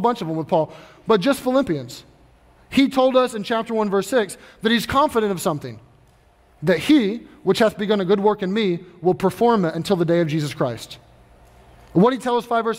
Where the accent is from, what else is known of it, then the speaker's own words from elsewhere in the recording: Kentucky, United States; I grew up in Kentucky